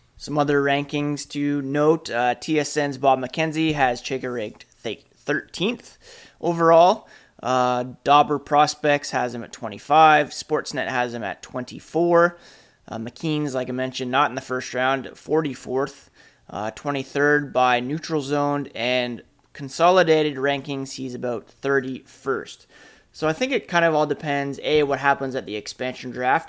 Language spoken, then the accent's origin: English; Canada; I'm Canadian